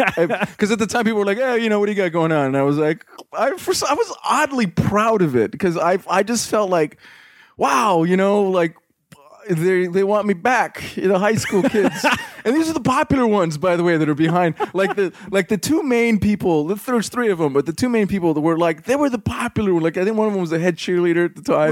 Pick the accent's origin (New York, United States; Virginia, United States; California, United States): California, United States; Covina; also born or lived in Azusa, California; I grew up here in Southern California, a little burg called uh, Covina. I lived in Azusa